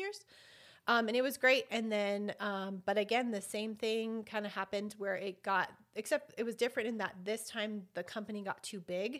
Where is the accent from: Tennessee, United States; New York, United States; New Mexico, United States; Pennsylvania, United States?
New Mexico, United States; Albuquerque; I was born and raised here in Albuquerque, well, East Mountains, but Albuquerque